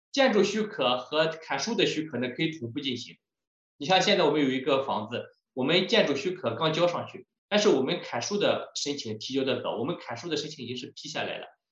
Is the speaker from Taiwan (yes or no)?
no; Shandong, China; moved away as an adult; also born or lived in Lund, Sweden / Liverpool, United Kingdom / Qingdao; now in North York, Canada; 我是山东人，在山东出生长大